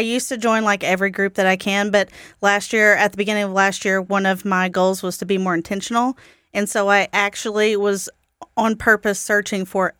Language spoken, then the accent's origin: English; Tulsa, Oklahoma, United States; he reached out to me to see if I was real and I was actually from Tulsa